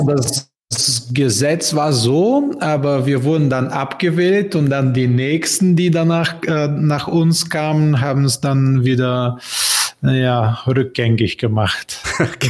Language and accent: German; Bulgaria; German is a second language; also born or lived in Berlin, Germany; Bulgarien, mein Heimatland